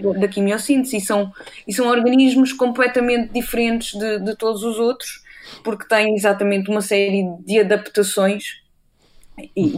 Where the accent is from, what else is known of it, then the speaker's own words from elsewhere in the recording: Castelo de Vide, Alentejo, Portugal; also born or lived in Cascais / Portalegre; now in Aveiro, Portugal; eu nasci em Cascais, mas curiosamente cresci no, no interior, eu cresci em, Castelo de Vide, no distrito de Porto Alegre